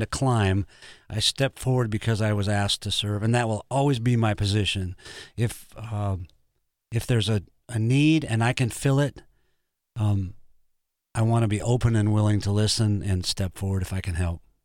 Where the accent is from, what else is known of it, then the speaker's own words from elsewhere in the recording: Brookings, South Dakota, United States; I was born in Brookings and, uh, grew up there, spent my life there.